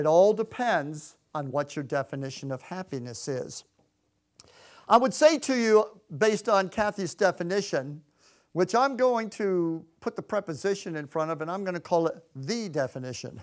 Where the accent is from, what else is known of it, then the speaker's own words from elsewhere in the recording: Clearwater, Florida, United States; moved away as an adult; also born or lived in Connecticut; we're from Clearwater, Florida